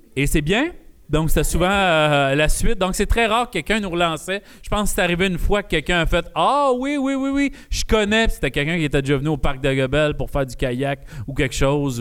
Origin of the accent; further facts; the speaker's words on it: Val-d'Or, Quebec, Canada; je viens de Sullivan